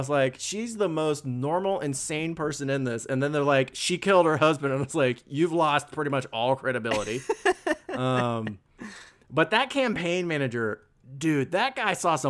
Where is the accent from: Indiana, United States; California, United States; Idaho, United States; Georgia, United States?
Indiana, United States; I grew up in Indiana.